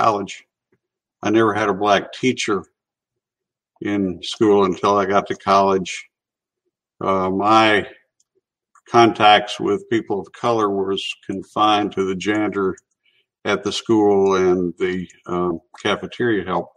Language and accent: English; Chattanooga, Tennessee, United States; I grew up in North Chattanooga, went to public schools, graduated from City High School